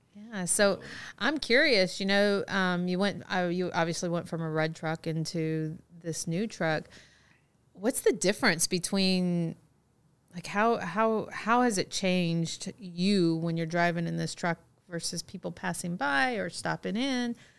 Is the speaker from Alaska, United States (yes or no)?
yes; Fairbanks, Alaska, United States; I was born in Fairbanks.